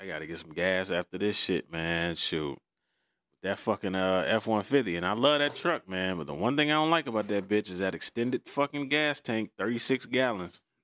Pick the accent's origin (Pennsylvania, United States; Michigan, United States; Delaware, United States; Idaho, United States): Michigan, United States; Detroit; I grew up on Green Lawn and Outta Drive, next street over